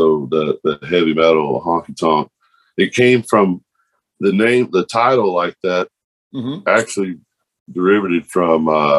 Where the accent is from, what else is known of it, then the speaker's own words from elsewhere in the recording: Fort Worth, Texas, United States; Both of us right here, born and bred on chicken fried steaks and illegal weed.